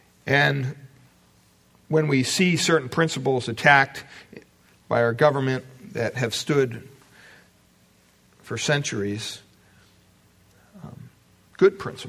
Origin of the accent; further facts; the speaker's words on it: United States; growing up in America